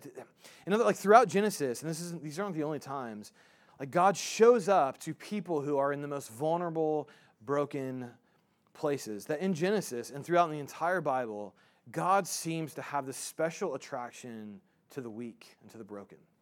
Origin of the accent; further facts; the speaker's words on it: United States; I'm an American